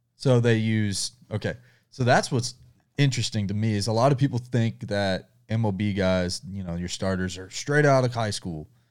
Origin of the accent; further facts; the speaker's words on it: the South, United States; I'm from the South